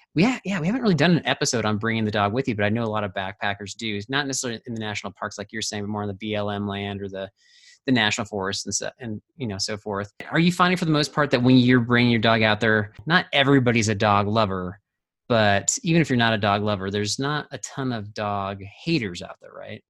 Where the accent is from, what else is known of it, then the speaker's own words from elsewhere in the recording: Orange County, California, United States; moved away; also born or lived in Colorado; I grew up in the Orange County